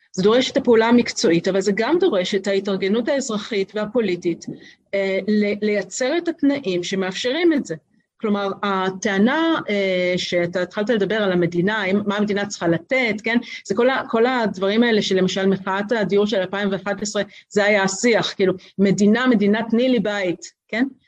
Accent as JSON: {"language": "Hebrew", "town": "Tel Aviv", "region": "Tel Aviv District", "country": "Israel", "tie": "born or raised there", "said": "אני גדלתי בקומפלקס אה, אה, ברוטליסטי במרכז תל אביב"}